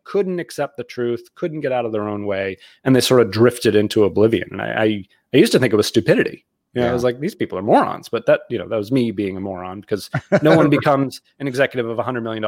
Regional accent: Boston, Massachusetts, United States; now in Connecticut, United States; So I grew up outside of Boston, South Shore of Boston. I'm a Bostonian. You wouldn't know it from my lack of accent

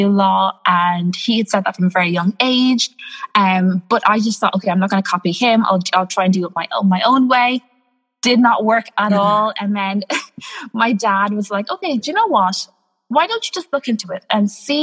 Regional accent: Ireland; I'm from Ireland. I'm Irish. I am born and bred here. I've been here all of my life.

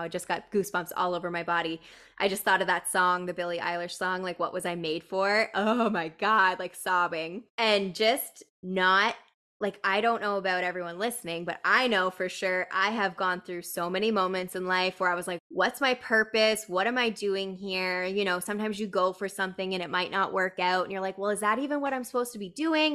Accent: Canada; we're Canadian too

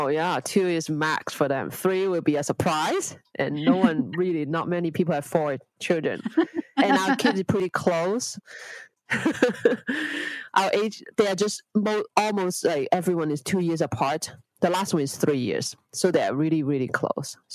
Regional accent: Hong Kong; my husband uh, lived in Hong Kong before. So it's not a strange place for him. And it's my hometown as well.

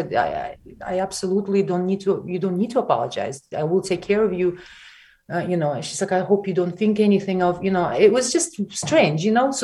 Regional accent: Siberia, Russia; English is a second language; also born or lived in Ukraine; now in New York, United States; I was born and I'm Ukrainian. I grew up in Siberia, which is very much Russia.

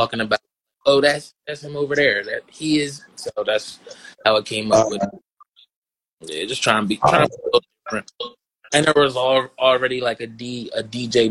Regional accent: Blackwood, New Jersey, United States; moved away as an adult; now in Philadelphia, United States; I grew up in fucking in Blackwood, New Jersey

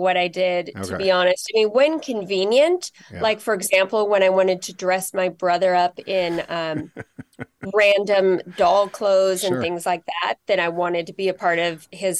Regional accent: California, United States; also born or lived in Los Angeles; now in Seattle, United States; And then we moved up to the Bay Area, Silicon Valley, when I was a year old. And that's where I grew up before college, back in LA, and then back to Silicon Valley.

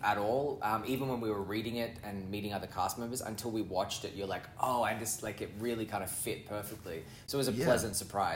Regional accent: Australia; moved away as an adult; now in Toronto, Canada; I'm Australian, originally Australian, born and bred, grew up there

